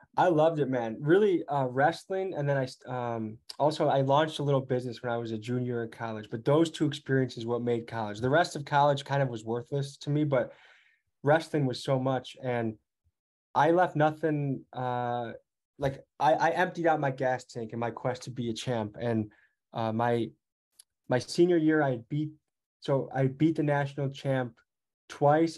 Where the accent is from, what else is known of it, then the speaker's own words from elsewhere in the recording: Crystal Lake, Illinois, United States; moved away as an adult; now in Milwaukee, United States; I'm from Crystal Lake, Illinois